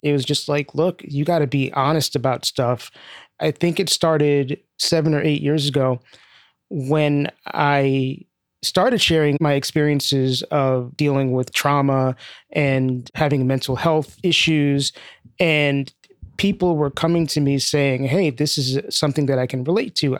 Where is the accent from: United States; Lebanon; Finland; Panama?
United States; New York City, New York; also born or lived in Bushwick, Brooklyn / Southfield, Michigan; I grew up in East Flatbush, primarily. I lived in a couple of different places I was born and initially lived in Bushwick, moved to East Flatbush when I was three, left for a couple of years when I was eight, and then came back when I was eleven.